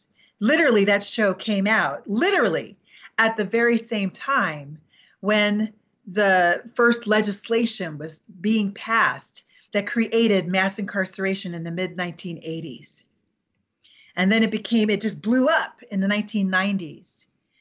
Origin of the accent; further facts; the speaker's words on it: New York, United States; I'm from New York